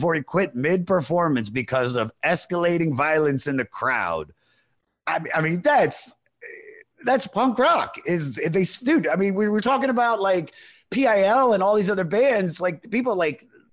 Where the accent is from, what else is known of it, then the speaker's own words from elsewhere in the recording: Montgomery County, Maryland, United States; now in Los Angeles, United States; I grew up in Montgomery County, where it's like, you know, right outside of DC